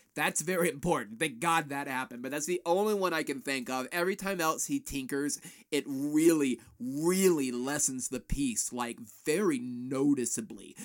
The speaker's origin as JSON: {"language": "English", "town": "Florence", "region": "South Carolina", "country": "United States", "tie": "born or raised there", "said": "when I was a kid growing up in Florence, South Carolina"}